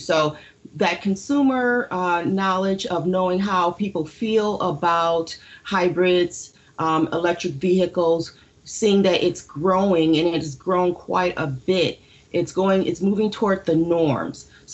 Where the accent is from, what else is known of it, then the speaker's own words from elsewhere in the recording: Detroit, Michigan, United States; Growing up in Detroit, I attended a college that was Detroit College